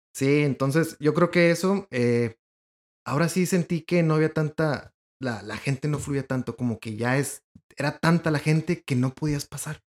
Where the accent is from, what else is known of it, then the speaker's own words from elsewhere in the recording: Ensenada, Baja California, Mexico; now in Monterrey, Mexico; soy de Ensenada.